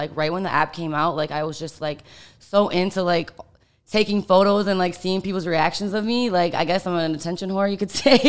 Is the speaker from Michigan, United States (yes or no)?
yes; Michigan, United States; moved away as an adult; also born or lived in Miami; I'm actually from Michigan. Okay. Yeah. So I'm like a Midwest girl. And I went to college in Miami